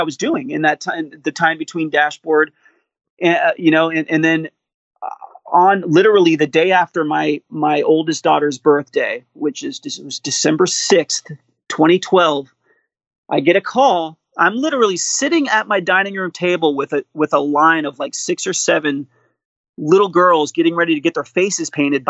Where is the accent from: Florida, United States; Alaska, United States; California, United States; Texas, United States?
Florida, United States; Miami; growing up in Miami